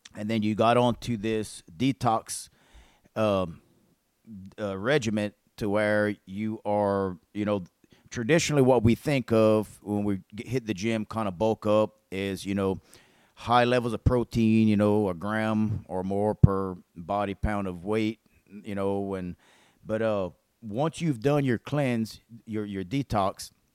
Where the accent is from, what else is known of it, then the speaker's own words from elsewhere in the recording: Mansura, Louisiana, United States; right here from our little old hometown in Louisiana, of uh, Mansura